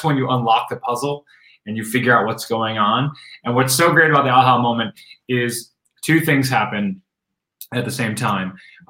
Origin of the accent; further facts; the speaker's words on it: Rochester, New York, United States; I was at a pumpkin patch in upstate New York. I grew up in Rochester, New York.